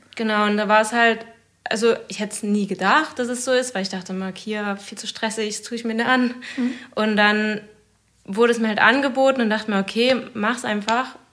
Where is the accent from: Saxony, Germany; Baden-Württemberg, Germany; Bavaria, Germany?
Saxony, Germany; Zittau; also born or lived in Leipzig; ich komme ursprünglich von hier aus Zittau